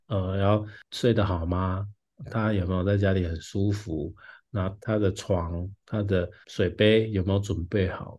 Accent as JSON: {"language": "Chinese", "town": "Taichung", "country": "Taiwan", "moved": "yes", "lives_now": "Taipei, Taiwan", "said": "因为我是台中人，我住台北嘛，那之前嗯。都是跟别人分租"}